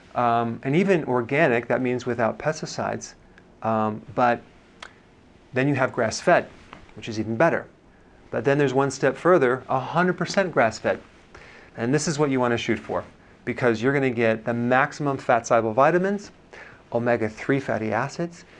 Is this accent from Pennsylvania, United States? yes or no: no; Wisconsin, United States; I'm from Wisconsin